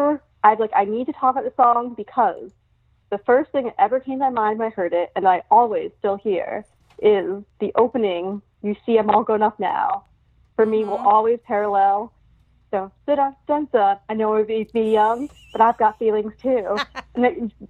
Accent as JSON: {"language": "English", "town": "New York City", "region": "New York", "country": "United States", "tie": "born or raised there", "also_born_or_lived": "Brooklyn", "lives_now": "Fire Island, United States", "said": "I'm from New York City, born and raised, lived there in Brooklyn, but I currently am in Fire Island"}